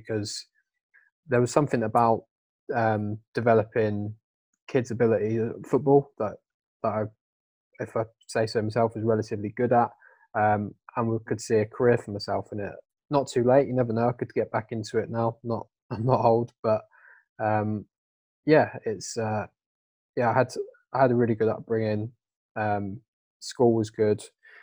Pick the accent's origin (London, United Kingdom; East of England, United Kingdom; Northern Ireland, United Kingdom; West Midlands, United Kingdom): East of England, United Kingdom; Downham Market; moved away as an adult; now in Manchester, United Kingdom; I'm originally from Norfolk, a town called Downham Market, small little town where everyone knew each other.